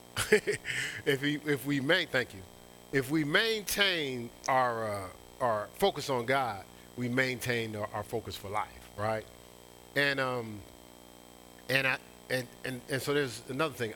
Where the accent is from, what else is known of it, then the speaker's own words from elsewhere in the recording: Newark, New Jersey, United States; my hometown